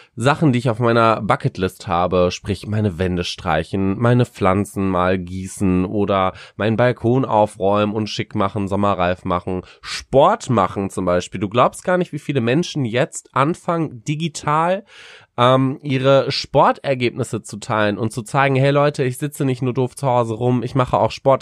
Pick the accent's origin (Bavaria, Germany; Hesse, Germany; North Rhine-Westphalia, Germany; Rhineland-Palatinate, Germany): North Rhine-Westphalia, Germany; Paderborn; Ich komme ja aus Paderborn, das ist eine, das ist eine riesige Uni, was Lehramt angeht